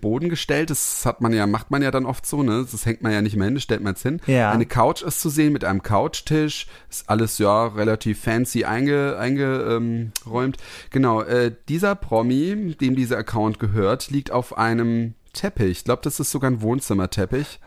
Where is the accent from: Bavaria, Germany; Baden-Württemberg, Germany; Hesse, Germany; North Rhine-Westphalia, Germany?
Hesse, Germany; Heppenheim; moved away; also born or lived in Karlsruhe; bin ich da in, in Kirchhausen aufgewachsen, das ist mein Elternhaus